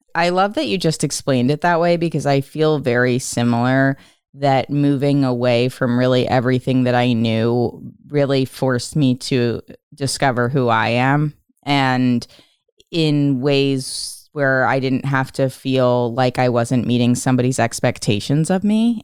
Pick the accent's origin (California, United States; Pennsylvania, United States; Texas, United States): Pennsylvania, United States; Philadelphia; moved away; having grown up outside of Philadelphia in the suburbs